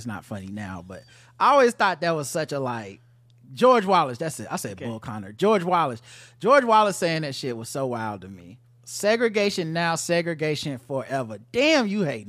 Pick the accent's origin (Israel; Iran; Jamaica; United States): Israel; As you guys may or may not have remembered, I grew up in Israel, served in the IDF, and prior to my service, I actually worked at the cement plant